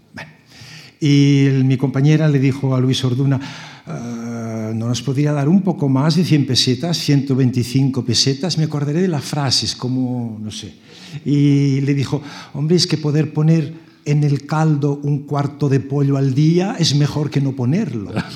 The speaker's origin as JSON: {"language": "Spanish", "town": "Barcelona", "region": "Catalonia", "country": "Spain", "tie": "born or raised there", "also_born_or_lived": "Strasbourg", "moved": "yes", "said": "de pequeño en Barcelona"}